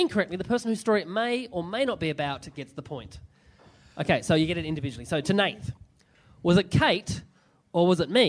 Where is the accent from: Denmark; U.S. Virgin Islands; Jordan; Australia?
Australia; Burnie, Tasmania; In Burnie in Tasmania.